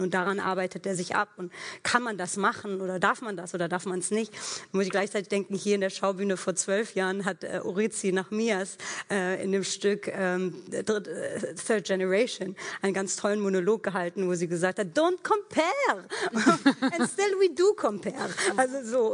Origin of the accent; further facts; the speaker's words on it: Germany; ich bin hier in Deutschland groß geworden